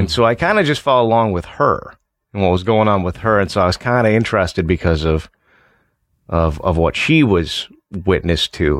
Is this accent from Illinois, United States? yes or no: yes; Illinois, United States; also born or lived in LaSalle-Peru, Illinois (Starved Rock area); I'm from Illinois